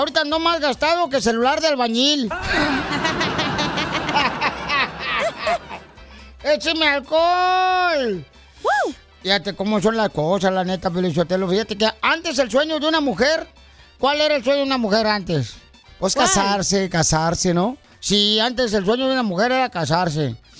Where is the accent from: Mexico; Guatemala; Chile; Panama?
Mexico; Monterrey, Nuevo León; Así somos los de Monterrey, León